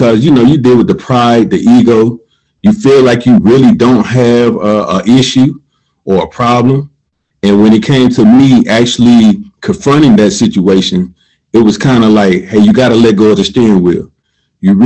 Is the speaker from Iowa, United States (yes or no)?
no; Columbus, Georgia, United States; I'm originally from Columbus, Georgia. Grew up in a low-income, single-parent home